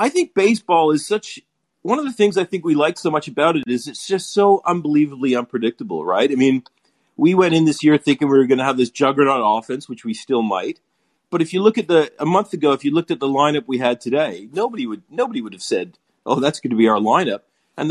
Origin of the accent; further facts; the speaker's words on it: Canada; now in Australia; I grew up in Canada